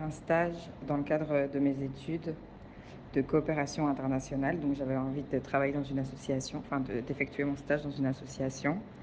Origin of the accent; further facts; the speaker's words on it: Belgium; je viens de Belgique